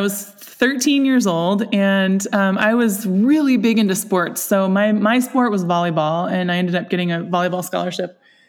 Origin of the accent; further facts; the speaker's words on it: Seattle, Washington, United States; now in Whidbey Island, United States; Well, I grew up in Seattle. I'm a fourth generation Northwest girl.